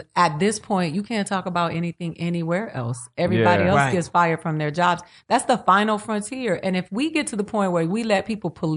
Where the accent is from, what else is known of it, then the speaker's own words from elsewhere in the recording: Puerto Rico; English is a second language; Puerto Ricans, we do bang hard.